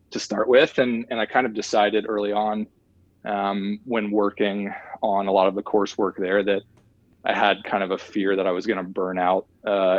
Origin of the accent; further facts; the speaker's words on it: Nashville, Tennessee, United States; I'm originally from Nashville, Tennessee, actually a small town just west of Nashville, Tennessee called Bellevue